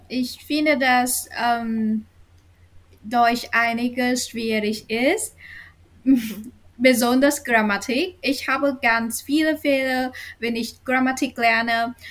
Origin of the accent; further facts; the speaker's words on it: Sentai, near Hanoi, Vietnam; German is a second language; ich komme aus Sentai, ist äh, außerhalb der Hanoi, einer kleinen äh, Stadt.